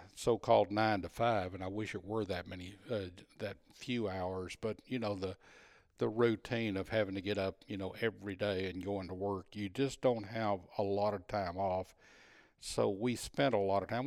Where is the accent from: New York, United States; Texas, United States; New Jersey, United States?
Texas, United States; being a Texan even, even that many years ago